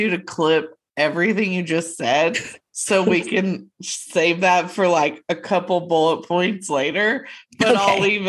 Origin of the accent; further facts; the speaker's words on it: Texas, United States; we're from a stupid small town that nobody, a lot of people have never heard of.